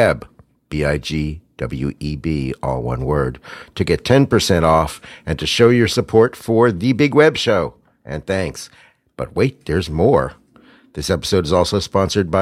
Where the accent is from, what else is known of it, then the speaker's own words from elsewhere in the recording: Pittsburgh, Pennsylvania, United States; I'm from Pittsburgh